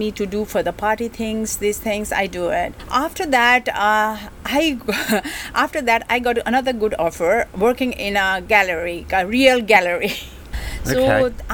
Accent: Kathmandu, Bagmati, Nepal; English is a second language; moved away as an adult; now in Hong Kong; I come from, I grown up in Kathmandu, from Kathmandu.

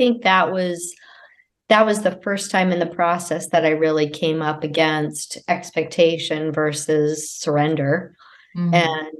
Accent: Virginia, United States; now in Massachusetts, United States; I'm from Virginia.

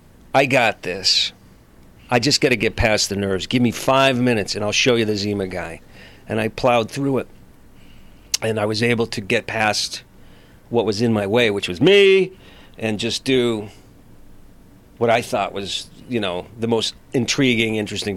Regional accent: Los Angeles, California, United States; I was in a supermarket one day in my hometown here in L.A.

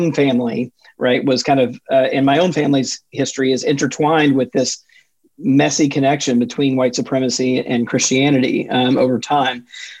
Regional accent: Jackson, Mississippi, United States; now in Maryland, United States; I grew up in Jackson, Mississippi, but my extended family is from Middle Georgia around Macon, Georgia, about an hour and a half south of Atlanta.

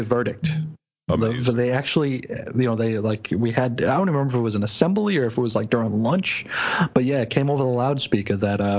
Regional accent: the North, United States; I was from the North. {S2} Right. {S3} Yeah, I was a Yankee.

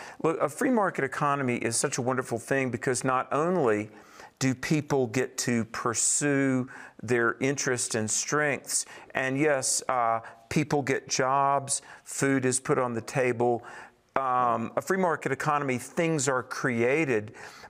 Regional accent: North Carolina, United States; in my home state of North Carolina

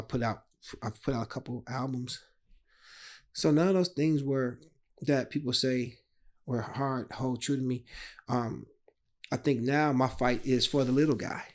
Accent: Chicago, Illinois, United States; a kid drawing, growing up on the South Side of Chicago.

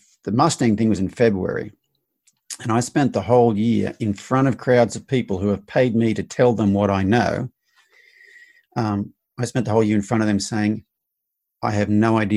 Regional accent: Australia; now in United States; growing up in Australia, my generation, you're taught boys don't cry

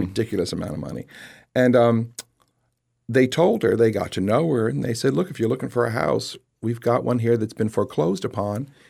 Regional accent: Lehigh Acres, Florida, United States; growing up in Lehigh Acres

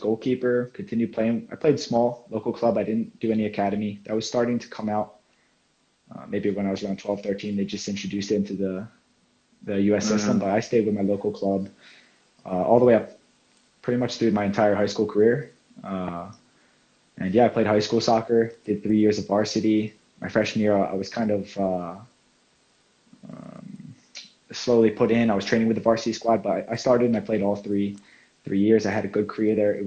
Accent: Medford, New Jersey, United States; moved away as an adult; now in Finland; I'm from Medford, New Jersey. It's on the East Coast, very close to Philadelphia, about 30 minutes. So it's South Jersey, small town, suburban. American football is kind of the big sport where I come from

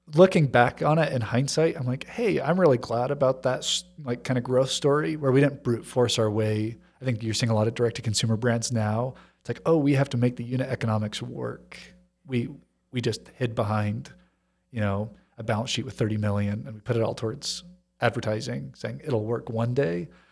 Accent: Hong Kong; Growing up in Hong Kong, it was easy 'cause just north of the border, you know, I knew people who had factory connections

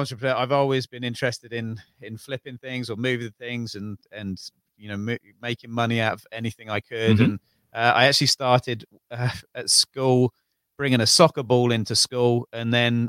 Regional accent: Tring, East of England, United Kingdom; also born or lived in Bovingdon; I'm from Northwest London, a little village called Tring. I moved around in my early days because my dad was in the RAF.

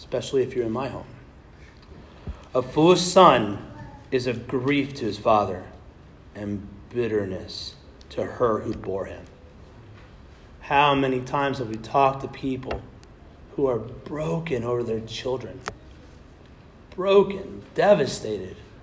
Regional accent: Kansas, United States; moved away; I was born in Kansas.

